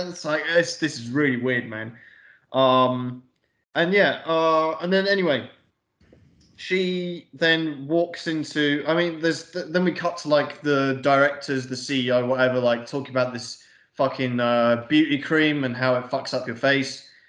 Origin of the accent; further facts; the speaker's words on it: England, United Kingdom; we're English